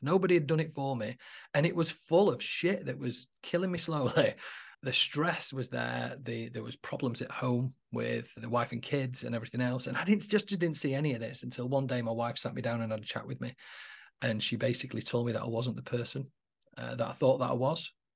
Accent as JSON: {"language": "English", "town": "Manchester", "region": "North West England", "country": "United Kingdom", "tie": "born or raised there", "moved": "yes", "lives_now": "Warrington, United Kingdom", "said": "I'm actually not from Warrington, I live in Warrington now, but I'm from Manchester. I was born in Mosside in Manchester in seventy-nine"}